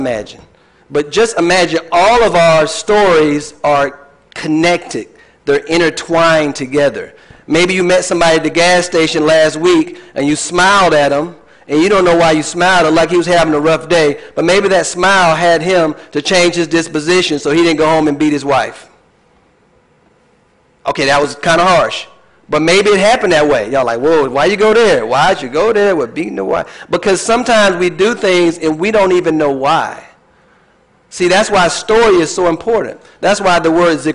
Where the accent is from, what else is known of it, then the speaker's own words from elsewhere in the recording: Tallahassee, Florida, United States; I was born in Tallahassee, Florida, went to high school, went to the Army, got married